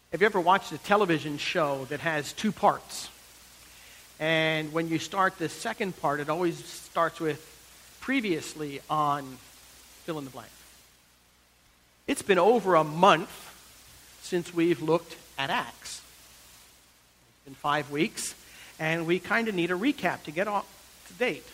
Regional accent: United States; moved away as an adult; now in Texas, United States; I grew up in the New York, Philadelphia area

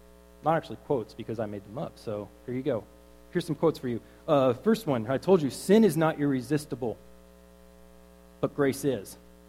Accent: Killeen, Texas, United States; I grew up in Killeen, so I'm going to put it how we talk out there.

